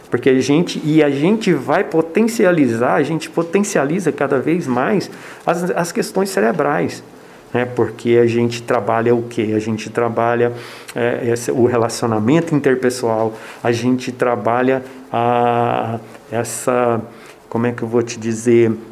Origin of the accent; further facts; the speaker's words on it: Goiânia, Goiás, Brazil; now in Ubatuba, Brazil; É, eu não sou daqui, sou de Goiânia. E ah, mas minhas filhas sempre moraram aqui. E eu sempre fui apaixonado por Ubatuba.